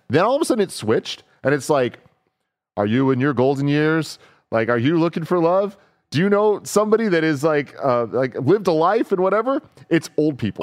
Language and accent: English; San Francisco, California, United States; me and a lot of my friends were born and raised in San Francisco